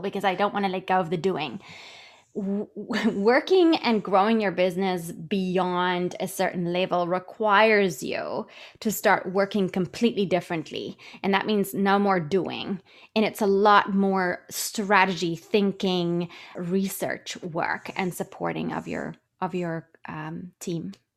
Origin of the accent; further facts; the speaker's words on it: South Africa; moved away as an adult; also born or lived in London / New York; I'm originally from South Africa. I worked as a money broker in London and New York